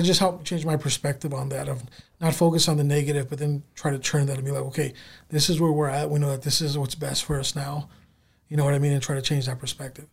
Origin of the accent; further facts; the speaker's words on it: San Diego, California, United States; now in Sioux Falls, United States; Growing up, um, you know, in the San Diego area, I grew up in so- Southern California.